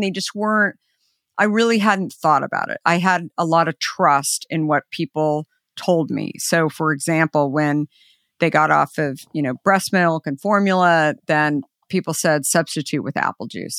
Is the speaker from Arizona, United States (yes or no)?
yes; Arizona, United States; I grew up in Arizona